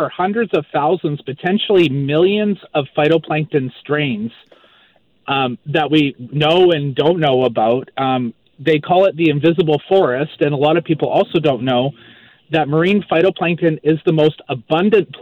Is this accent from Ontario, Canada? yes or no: no; Maple Ridge, British Columbia, Canada; also born or lived in Vancouver Island; now in Moncton, Canada; I'm originally from Maple Ridge, BC. Grew up in Maple Ridge. And I now live in Moncton, New Brunswick